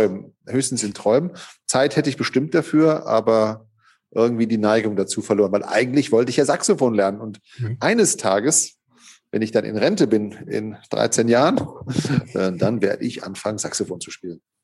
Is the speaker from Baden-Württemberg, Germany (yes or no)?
yes; Hockenheim, Baden-Württemberg, Germany; moved away as an adult; also born or lived in Gevelsberg; now in Cologne, Germany; ich bin in Hockenheim aufgewachsen, in der Rennstadt Hockenheim. Da haben meine Eltern mich hin verschleppt im zarten Alter von drei Lebensmonaten.